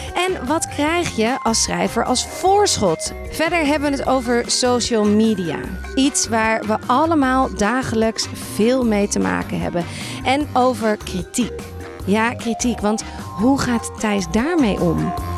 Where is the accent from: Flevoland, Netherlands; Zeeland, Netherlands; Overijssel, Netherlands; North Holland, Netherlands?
North Holland, Netherlands; Amsterdam; moved away as an adult; now in Haarlem, Netherlands; Ik ben in Amsterdam opgegroeid, vrij school gedaan